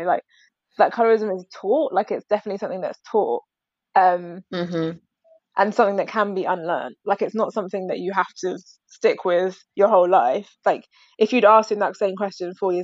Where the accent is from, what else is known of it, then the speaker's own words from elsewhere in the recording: London, United Kingdom; I grew up in South London, but went to school in like primary school, went to school kind of south, but like more Beckenham kind of Kent area